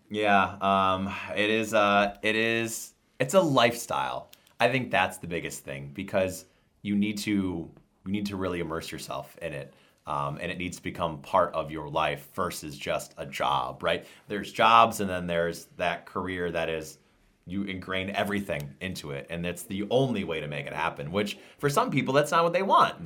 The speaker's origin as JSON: {"language": "English", "town": "Endicott", "region": "New York", "country": "United States", "tie": "born or raised there", "said": "I saw him in Endicott, New York, my hometown"}